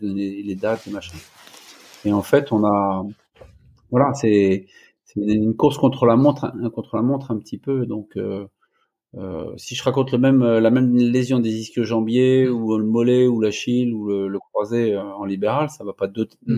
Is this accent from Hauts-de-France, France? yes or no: no; Angers, Pays de la Loire, France; moved away as an adult; also born or lived in Rennes; je suis angevin, je suis né à Angers, j'ai fait mon premier cycle, deuxième cycle de médecine à, à Angers